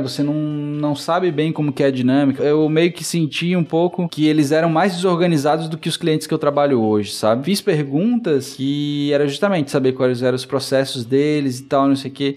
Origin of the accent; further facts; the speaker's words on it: Brazil; coincidiu de eu ser brasileiro